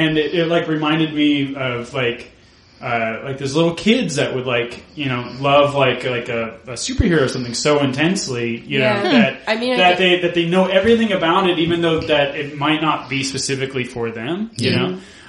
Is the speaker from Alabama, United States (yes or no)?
yes; Alabama, United States; And you're like, hey, I'm from Alabama.